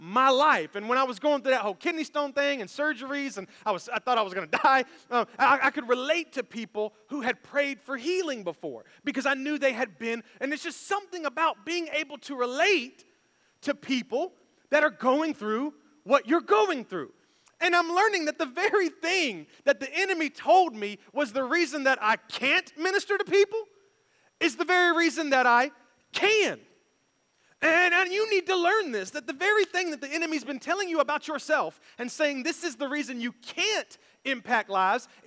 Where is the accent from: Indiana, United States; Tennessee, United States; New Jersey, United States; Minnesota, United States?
Tennessee, United States; Memphis; moved away; we were born and raised in Memphis